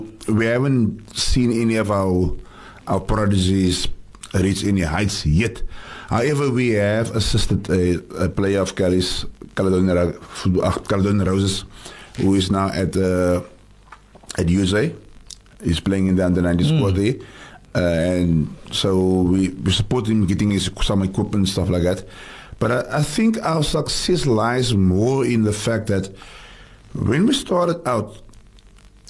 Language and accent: English; Cape Town, Western Cape, South Africa; I grew up in Tafelsig, and sport saved my life.